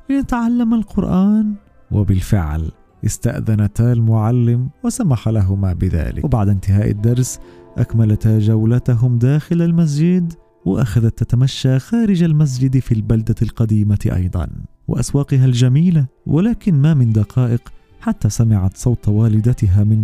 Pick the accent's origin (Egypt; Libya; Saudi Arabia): Egypt; أنا من مصر عندي سبعة